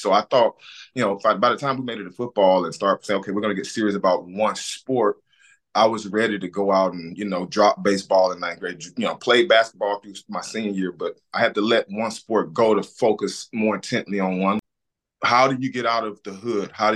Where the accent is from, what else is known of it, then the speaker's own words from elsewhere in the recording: Alabama, United States; moved away as an adult; also born or lived in Ohio; born and bred on Alabama